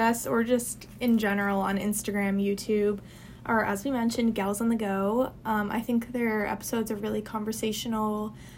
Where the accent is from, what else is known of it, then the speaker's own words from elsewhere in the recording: New Jersey, United States; moved away as an adult; now in New Orleans, United States; I'm from a small town in New Jersey